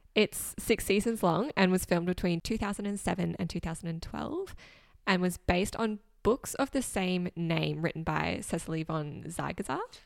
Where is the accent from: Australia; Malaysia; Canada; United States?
Australia; growing up in Australia